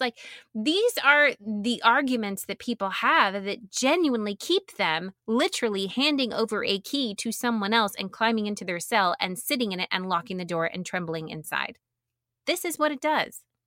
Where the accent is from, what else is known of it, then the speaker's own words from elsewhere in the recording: the South, United States; I grew up in the South